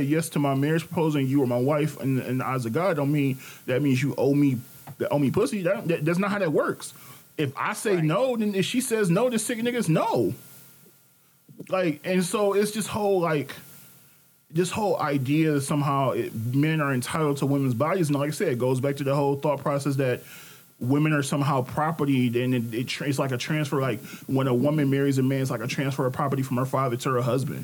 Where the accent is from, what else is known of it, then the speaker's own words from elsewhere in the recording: Detroit, Michigan, United States; me and Ashley are both from Detroit originally. We don't live in Detroit, but we are from Detroit.